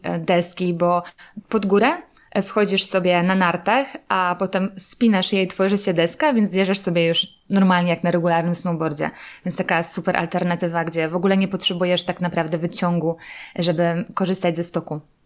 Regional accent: Silesian Voivodeship, Poland; ja pochodzę ze Śląska

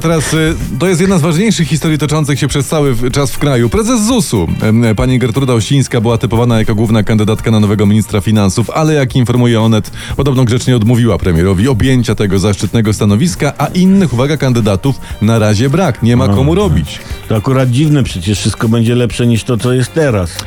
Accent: Podkarpacie, Subcarpathian Voivodeship, Poland; tam u mnie na Podkarpaciu

